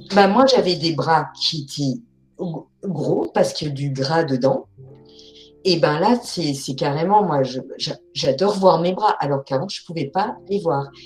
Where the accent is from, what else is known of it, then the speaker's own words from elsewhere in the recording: Alsace, Grand Est, France; Je suis alsacienne